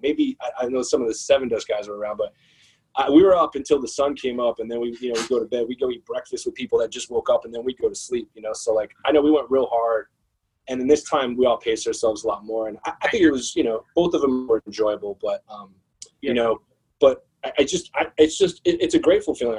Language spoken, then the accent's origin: English; Phoenix, Arizona, United States; moved away as an adult; now in New York, United States; I'm from Phoenix. I was born in Phoenix